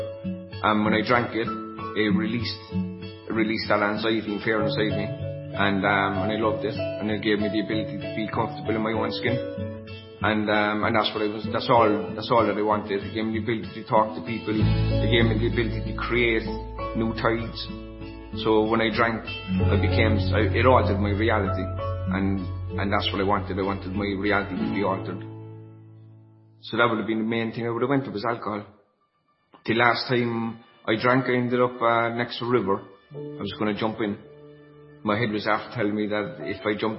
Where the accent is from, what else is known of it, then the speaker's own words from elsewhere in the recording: Ireland; I'm from Connolly Road in Ballyfihan. Actually, this is my parish that I'm sitting in this chair at the moment